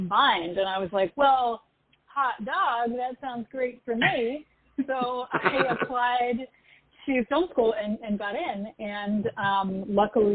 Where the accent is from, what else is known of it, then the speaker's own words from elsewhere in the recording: Boston, Massachusetts, United States; now in New York, United States; I grew up on the East Coast. I grew up in Boston and, you know, relocated to New York